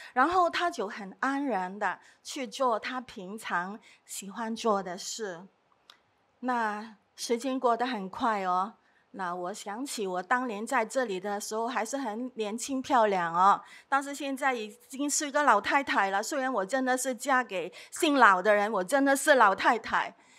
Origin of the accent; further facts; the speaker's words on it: Hong Kong; 我是在这里长大的